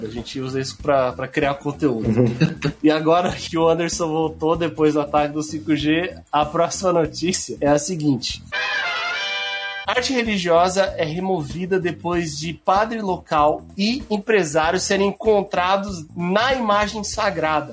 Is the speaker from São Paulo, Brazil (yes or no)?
no; Gaúcho, Rio Grande do Sul, Brazil; Nós que somos gaúchos